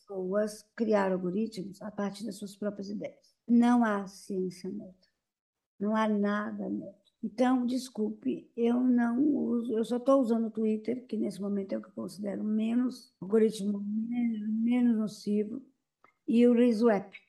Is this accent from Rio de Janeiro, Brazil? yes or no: no; São Paulo, Brazil; Eu nasci no Bom Retiro, eu estudei no Orestes Guimarães, no Paris